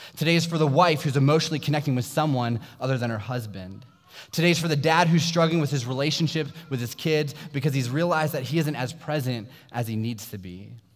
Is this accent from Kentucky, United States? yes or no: no; Sterling, Virginia, United States; I grew up in Sterling, Virginia, which is a small suburb about 45 minutes south of here in Loudoun County